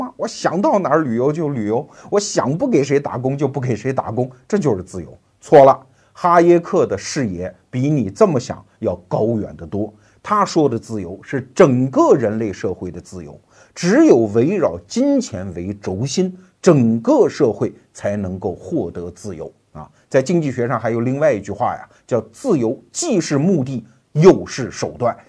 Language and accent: Chinese; China; 我们中国人对于钱的问题就有点像这个老秀才。